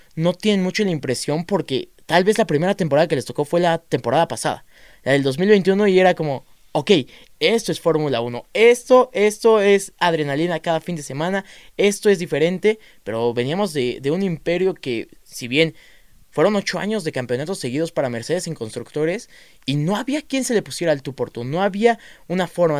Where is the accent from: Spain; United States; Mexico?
Mexico; somos mexicanos